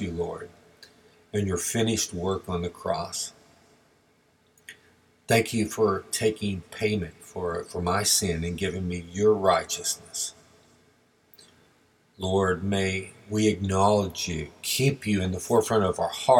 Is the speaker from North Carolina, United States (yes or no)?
no; Texas, United States; as we were growing up in Texas